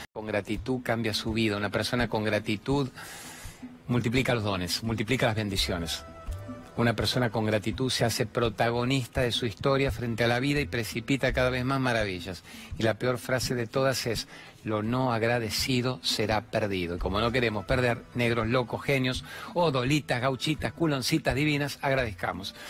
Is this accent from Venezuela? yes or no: yes; Venezuela; now in Argentina; soy venezolana